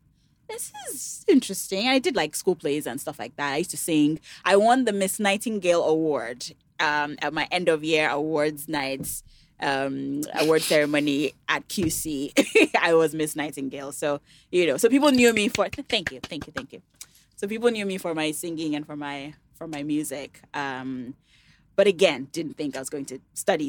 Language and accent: English; Ede, Osun, Nigeria; also born or lived in United States; known for playing the talking drum in my hometown